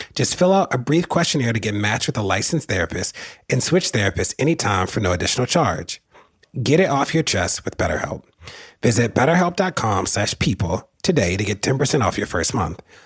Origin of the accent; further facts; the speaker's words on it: Baltimore, Maryland, United States; somebody who was born and raised in Baltimore and somebody who lives in Baltimore